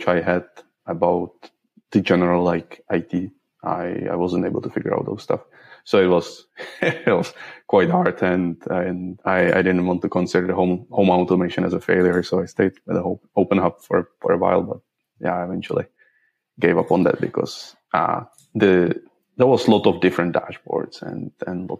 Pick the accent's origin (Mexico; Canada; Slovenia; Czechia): Czechia; Prague; English is a second language; moved away as an adult; now in Sweden; originally from Czech Republic, from Prague.